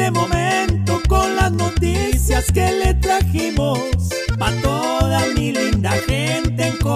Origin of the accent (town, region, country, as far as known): Colombia